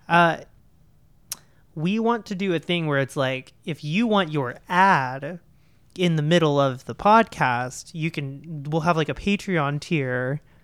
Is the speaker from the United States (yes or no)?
yes; Oklahoma, United States; I am from Oklahoma